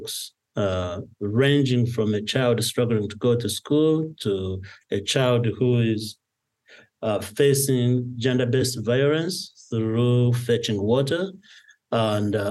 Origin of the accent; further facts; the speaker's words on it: Nyakagyezi, Kanungu District, Western Region, Uganda; moved away as an adult; also born or lived in United States; Born and raised in Nyaka, went to school in those areas. I ended up in the United States studying.